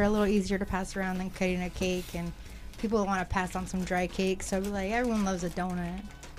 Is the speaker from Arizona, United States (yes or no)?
yes; Phoenix, Arizona, United States; I'm from Phoenix.